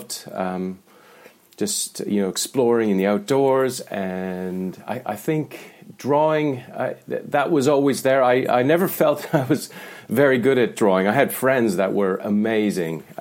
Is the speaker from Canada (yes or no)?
yes; the Canadian Prairies, Canada; moved away; I grew up in Canada, and it was in the prairies, right in the centre of Canada